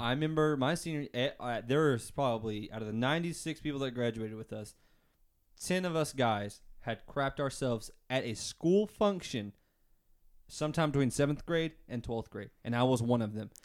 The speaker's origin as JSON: {"language": "English", "town": "Booneville", "region": "Arkansas", "country": "United States", "said": "I come from Boonville, Arkansas, just like Hayden"}